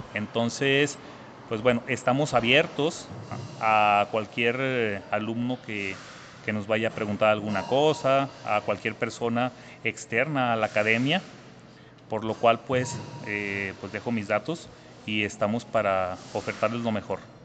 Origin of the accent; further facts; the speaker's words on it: Zacatecas, Mexico; soy de Zacatecas, México, y tengo 38 años de edad.